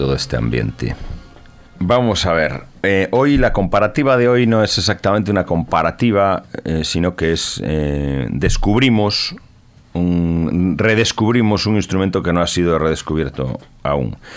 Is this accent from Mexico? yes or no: no; Tui, Galicia, Spain; el grupo ocarinista tudense, un grupo de ocarinas que había en mi pueblo